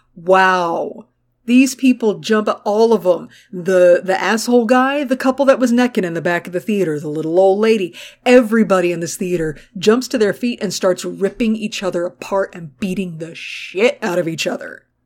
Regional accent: United States

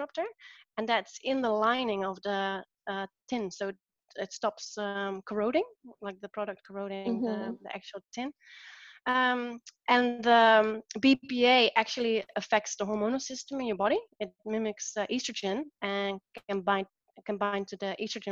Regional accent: Netherlands; moved away; Where I'm from the Netherlands

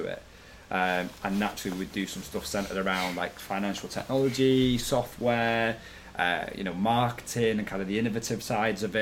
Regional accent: Manchester, North West England, United Kingdom; also born or lived in Wilmslow; I came from quite a rough area of Manchester.

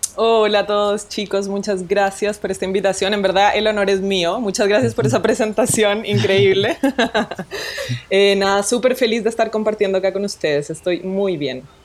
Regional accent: Colombia; now in Chile; yo nací en Colombia, soy nacida y criada en Colombia

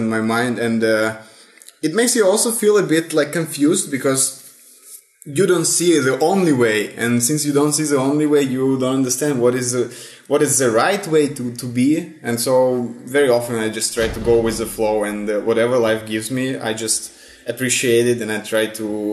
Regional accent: Russia; born or raised there; moved away as an adult; also born or lived in St. Petersburg, Russia; now in Italy

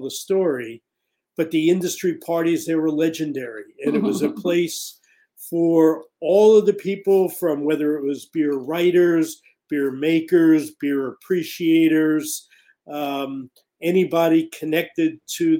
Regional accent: East Coast, United States; moved away as an adult; now in Bay Area, United States; I grew up on the East Coast

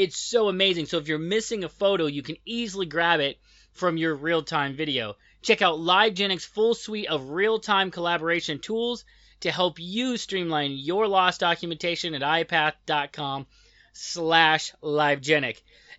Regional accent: United States; I'm American, and I am not close enough to the border, apparently, to get it quite right.

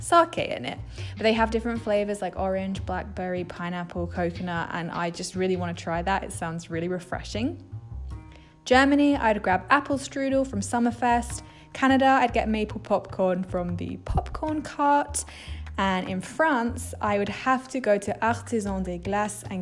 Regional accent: England, United Kingdom; I'm from England

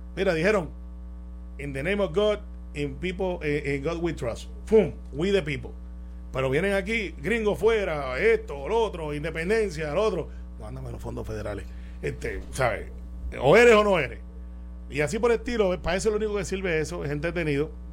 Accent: Puerto Rico; somos puertorriqueños

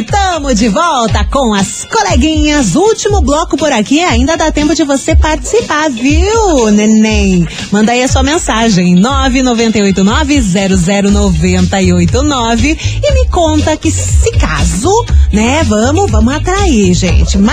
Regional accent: São José dos Pinhais, Paraná, Brazil; sou aqui de São José dos Pinhais.

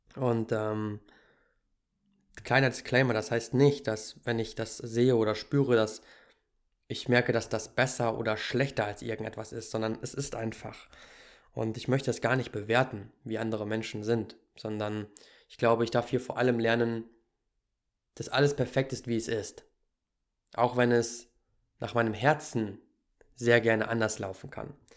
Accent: Germany; moved away as an adult; ich bin ja auch in Deutschland groß geworden.

